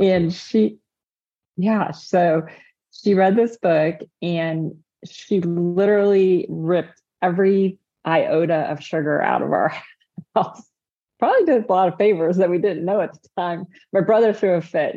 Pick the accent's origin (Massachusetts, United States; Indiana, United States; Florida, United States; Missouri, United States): Indiana, United States; I'm from the Hoosier State, Indiana